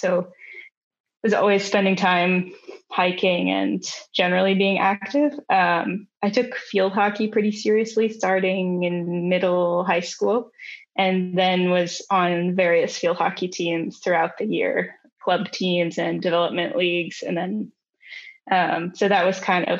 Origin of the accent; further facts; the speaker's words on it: Gardiner, Maine, United States; moved away as an adult; also born or lived in Middlebury, Vermont / Salt Lake City, Utah / Zurich, Switzerland; now in France; I grew up in in Gardner, which is near Augusta, which is an hour north of Portland